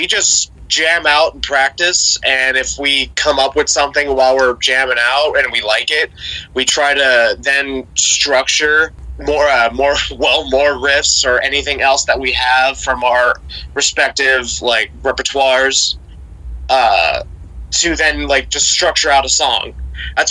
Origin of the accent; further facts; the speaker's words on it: Ohio, United States; we're all from Ohio.